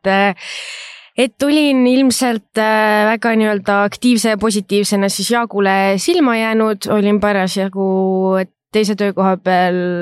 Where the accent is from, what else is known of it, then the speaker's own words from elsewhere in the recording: Rapla, Rapla County, Estonia; also born or lived in Pärnu / Tallinn; põline räplakas, et olen eluaeg siin elanud